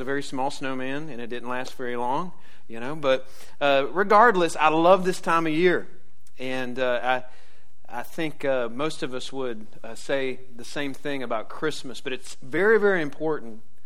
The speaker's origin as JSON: {"language": "English", "town": "Jacksonville", "region": "Florida", "country": "United States", "tie": "born or raised there", "said": "I grew up in Jacksonville"}